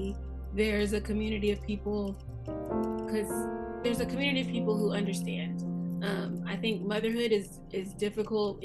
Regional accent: Arkansas, United States; moved away as an adult; I'm not from here. I am from Arkansas. I was about to say born and raised, but that ain't true. Raised for sure, though.

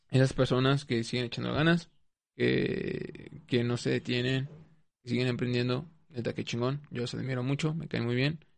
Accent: Mexico; pues soy mexicana.

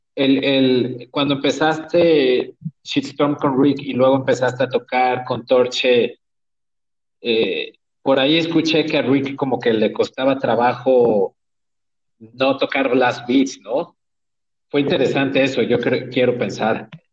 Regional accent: Mexico; soy de México

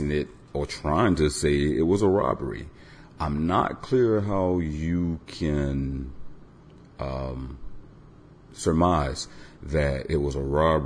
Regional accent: Tampa, Florida, United States; I was born in Tampa

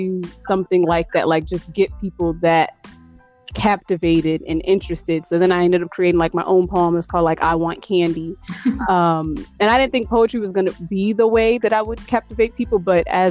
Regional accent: East Chicago, Indiana, United States; also born or lived in Gary, Indiana / West Lafayette, Indiana; finally settled in East Chicago, Indiana. And I pretty much grew up there from the age of 8 all the way up to 18

